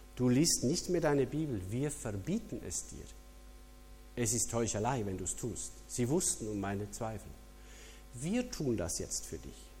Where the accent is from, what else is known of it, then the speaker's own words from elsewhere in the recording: Switzerland; als Schweizer